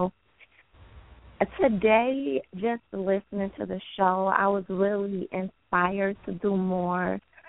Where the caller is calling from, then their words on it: Pontiac, Michigan, United States; I'm calling from Pontiac, Michigan.